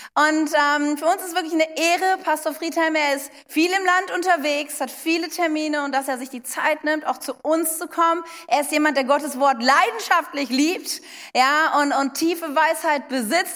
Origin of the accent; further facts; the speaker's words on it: Wuppertal, North Rhine-Westphalia, Germany; moved away; wir kommen ja aus Wuppertal